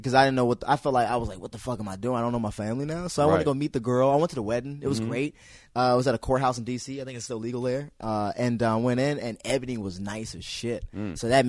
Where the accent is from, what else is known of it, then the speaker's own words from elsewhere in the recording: Hyattsville, Maryland, United States; that's my hometown. Hiatal is my hometown.